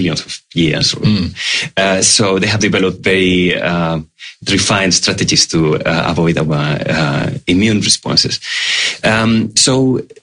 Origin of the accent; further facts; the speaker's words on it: Spain; moved away as an adult; also born or lived in Australia; now in Melbourne, Australia; I came to Australia 8 years ago. I'm originally from Spain